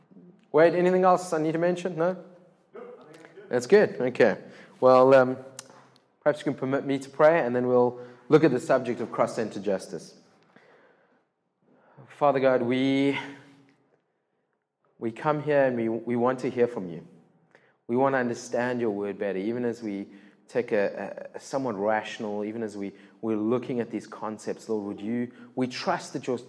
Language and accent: English; Cape Town, Western Cape, South Africa; first language English; I'm born and bred in Cape Town